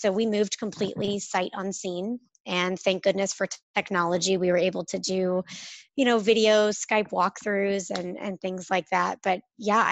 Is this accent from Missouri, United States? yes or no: yes; St. Louis, Missouri, United States; moved away as an adult; I grew up in the Midwest in St. Louis, Missouri, spent 32 years of my life there